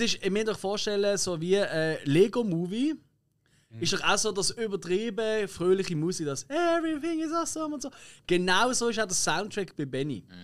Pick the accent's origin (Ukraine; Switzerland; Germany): Switzerland; wir sind halt Schweizer